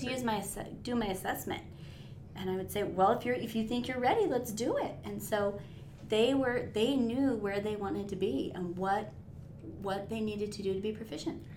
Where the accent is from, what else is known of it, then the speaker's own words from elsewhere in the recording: northern Nevada, United States; I was born and raised here in Nevada, northern Nevada.